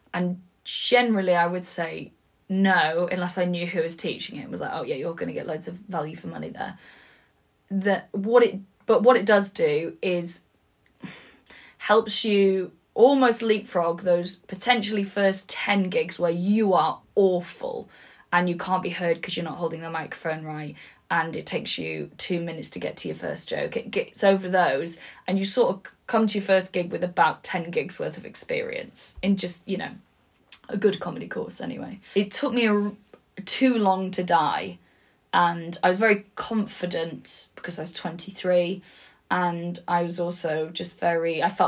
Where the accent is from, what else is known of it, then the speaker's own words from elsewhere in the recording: Wales, United Kingdom; I used to just say like I'm Welsh. It was like sort of my opening thing